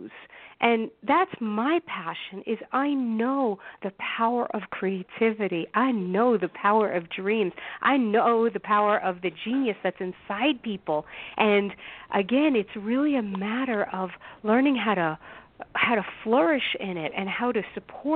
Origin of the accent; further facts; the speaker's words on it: New York City, New York, United States; I grew up in Brooklyn, New York